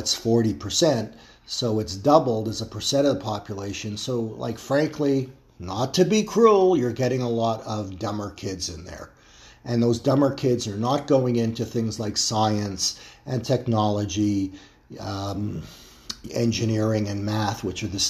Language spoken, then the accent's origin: English; Toronto, Ontario, Canada; my hometown of Toronto